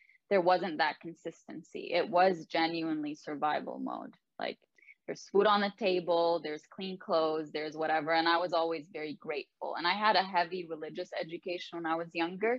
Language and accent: English; Lebanon; now in Canada; I am the only one in my family who was born and raised in Lebanon